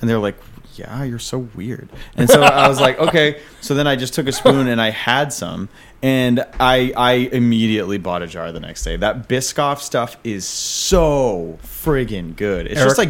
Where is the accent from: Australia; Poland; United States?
Australia; accent: Australian; one person complimented me on my Australian accent.